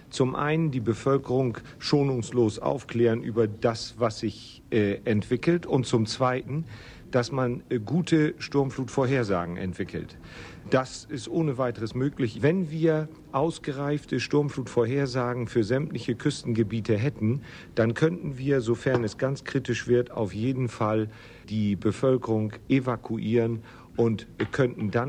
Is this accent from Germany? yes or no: yes; Germany